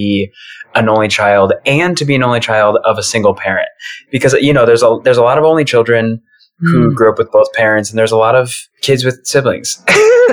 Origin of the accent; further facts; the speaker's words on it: Michigan, United States; moved away as an adult; also born or lived in Joplin, Missouri; now in Chicago, United States; I grew up in Michigan